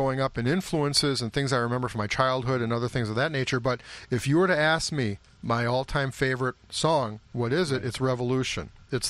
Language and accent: English; St. Louis Park, Minnesota, United States; that has a different meaning to both of us because of our knowledge of the group, members of the group, growing up in St. Louis Park.